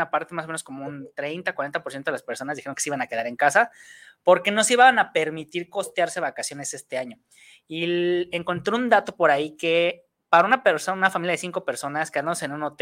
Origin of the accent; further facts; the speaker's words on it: Mexico; hay un, mal hábito que tenemos como mexicanos para hacer las cosas